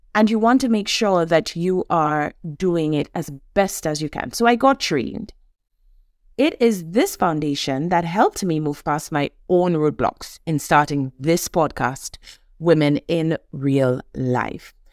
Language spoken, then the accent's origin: English; St. Lucia; Born and raised in the Caribbean, an island, Saint Lucia, a hundred and eighty thousand people.